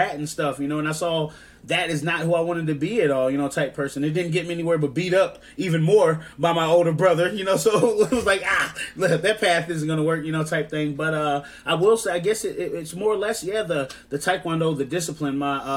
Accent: Georgia, United States; accent: southern twang; growing up in Georgia, going to a Georgia high school

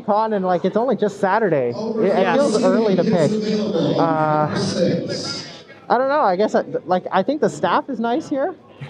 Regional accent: Port Moody, British Columbia, Canada; Fort Moody specifically, but I say Vancouver to be nice.

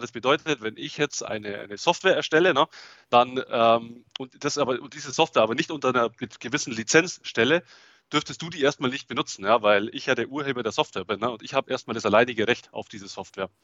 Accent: Augsburg, Bavaria, Germany; accent: Swabian; Ich komme aus, aus Augsburg. Ja, hört man vielleicht auch das Schwäbische ein bisschen durch.

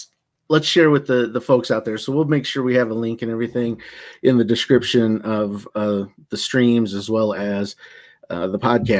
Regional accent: United States; being American

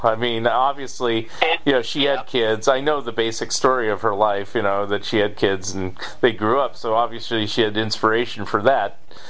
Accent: United States; as an American

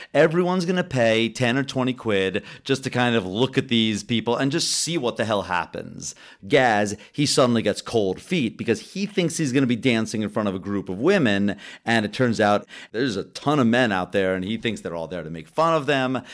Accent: United States; as an American

